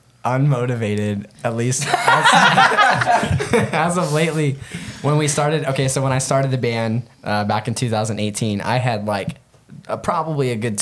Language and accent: English; Tulsa, Oklahoma, United States; I was born in Tulsa. Yeah. Tulsa? I've lived in a few other states, but like predominantly Tulsa.